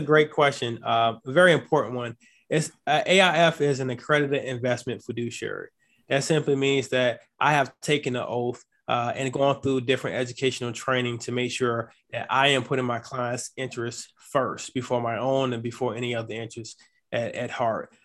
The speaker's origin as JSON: {"language": "English", "town": "Chesapeake", "region": "Virginia", "country": "United States", "tie": "born or raised there", "also_born_or_lived": "Atlanta, Georgia / Norfolk, Virginia / Washington State", "said": "Chesapeake, Virginia. That's where I grew up"}